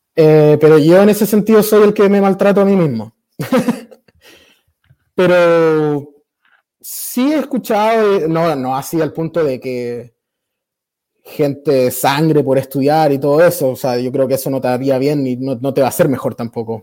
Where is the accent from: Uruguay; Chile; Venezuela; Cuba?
Chile; moved away as an adult; also born or lived in Mexico; now in United States; De Chile